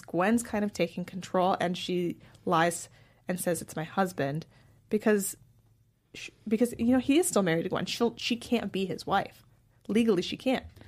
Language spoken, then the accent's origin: English; San Francisco, California, United States; I grew up in San Francisco